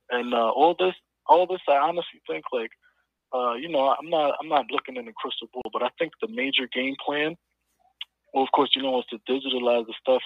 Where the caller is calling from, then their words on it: New York, United States; I'm calling from New York